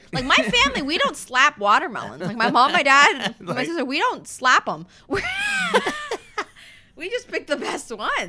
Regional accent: Windsor, Ontario, Canada; also born or lived in Saskatchewan, Canada / Washington, United States; Mm-hmm, and I just remember when I was 6, we had just moved to Windsor. So actually, here, I was born in Saskatchewan, okay?

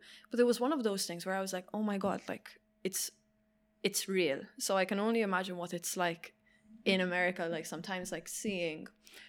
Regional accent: Malta; now in Ireland; when I moved from Malta, right, I first moved to Galway

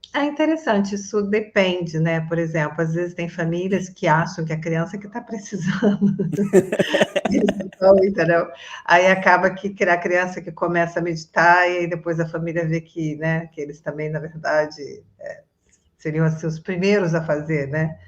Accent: Resende, Rio de Janeiro, Brazil; moved away as an adult; now in Florianópolis, Brazil; eu sou originalmente de Resende, Rio de Janeiro. Eu estou morando em Floripa

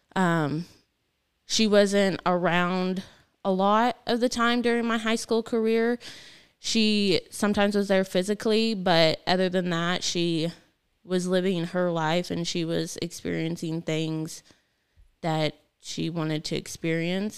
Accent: Gilman, United States; I grew up in Gilman

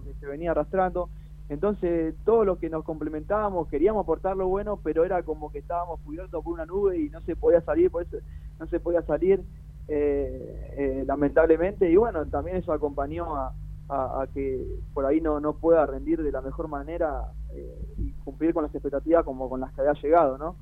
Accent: Loma Hermosa, Buenos Aires Province, Argentina; also born or lived in Brazil; Yo soy de Loma Hermosa

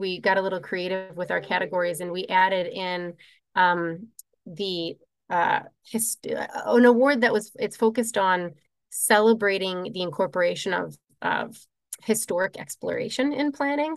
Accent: Midwest, United States; moved away as an adult; also born or lived in Colorado; I was raised in the Midwest

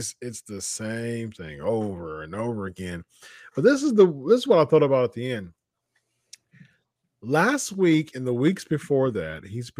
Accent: Ohio, United States; I'm from Ohio

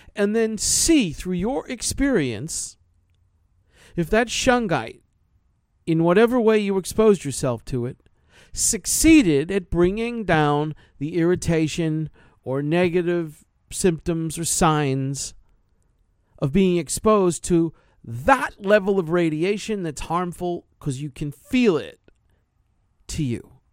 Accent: New York, United States; New York, yeah, I'm from New York

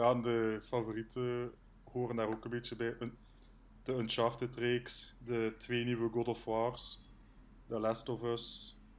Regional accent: Wondelgem, Flanders, Belgium; ik ben afkomstig van Wondelhem.

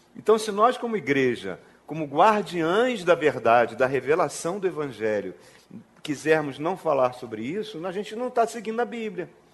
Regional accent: Brazil; now in Brasília, Brazil; quando era criança lá na Penha

